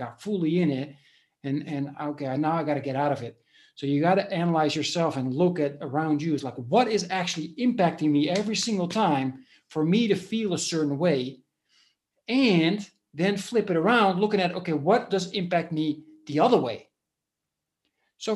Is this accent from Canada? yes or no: no; Netherlands; moved away as an adult; now in Spain; I was born in the Netherlands 10 years ago or a little bit more. I moved to Spain and I live here now.